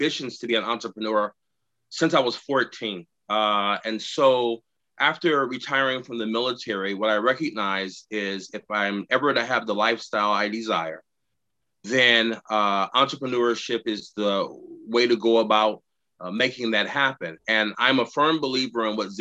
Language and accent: English; Houston, Texas, United States; moved away as an adult; now in Tacoma, United States; growing up in Houston, Texas